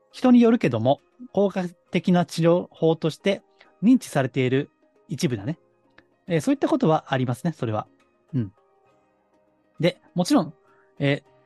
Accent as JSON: {"language": "Japanese", "region": "Kansai", "country": "Japan", "tie": "born or raised there", "said": "関西の下町出身なんで"}